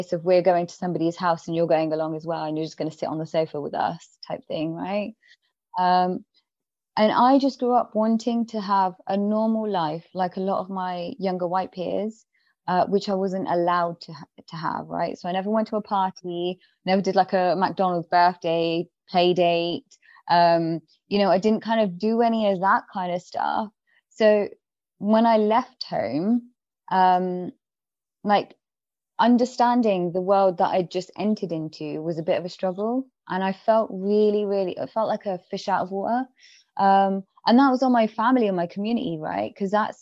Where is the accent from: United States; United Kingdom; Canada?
United Kingdom; England; I grew up in England, in an area that was quite diverse